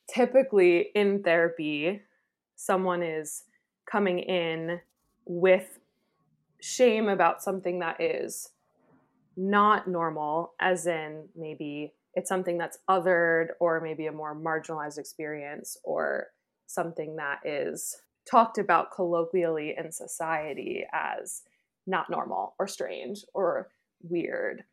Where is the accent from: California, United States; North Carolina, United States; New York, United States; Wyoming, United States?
New York, United States; also born or lived in Pennsylvania / Chicago / Philadelphia; now in Texas, United States; I'm originally from New York State, but I've lived in Pennsylvania, Chicago, Philadelphia, and now I live in Texas